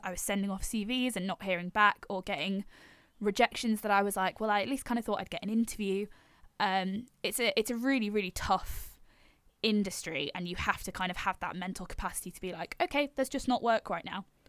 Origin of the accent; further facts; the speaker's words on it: Yorkshire and the Humber, United Kingdom; I'm originally from North Yorkshire